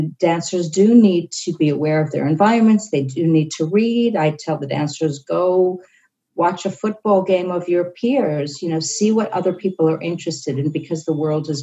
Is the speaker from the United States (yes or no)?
yes; New York City, New York, United States; I grew up in New York City in a very high period of Balanchine